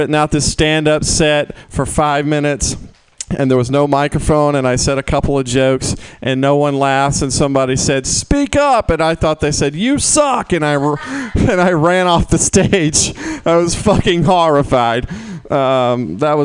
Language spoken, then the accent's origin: English; the South, United States; I'm from the South